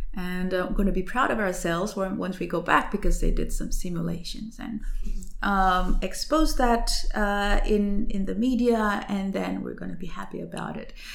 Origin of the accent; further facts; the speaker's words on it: West Java, Indonesia; English is a second language; moved away as an adult; also born or lived in Australia / Jakarta; now in Germany; I was brought up in an area in West Java, and then I now work in Jakarta.